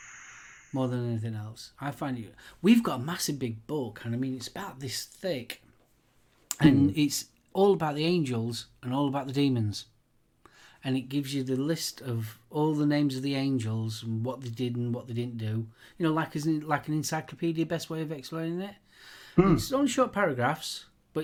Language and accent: English; Yorkshire and the Humber, United Kingdom; we're from Yorkshire